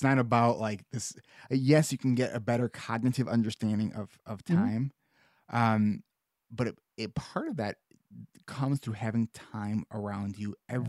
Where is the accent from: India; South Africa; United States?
United States; Highland Park; I grew up in Highland Park